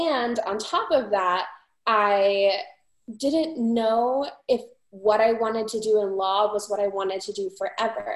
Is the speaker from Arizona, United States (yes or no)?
yes; Phoenix, Arizona, United States; also born or lived in Montana; I am from the Valley of the Sun